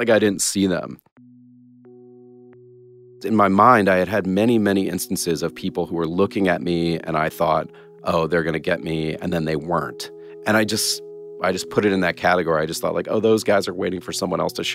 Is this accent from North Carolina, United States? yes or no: no; Atlanta, Georgia, United States; moved away; I grew up in Atlanta